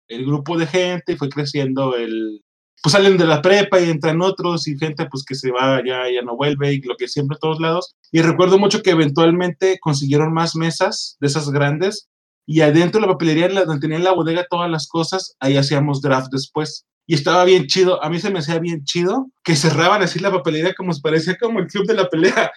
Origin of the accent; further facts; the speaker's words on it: Monterrey, Nuevo León, Mexico; now in Querétaro, Mexico; yo soy de Monterrey, Monterrey es muy grande. Yo no, yo tenía 15 años entonces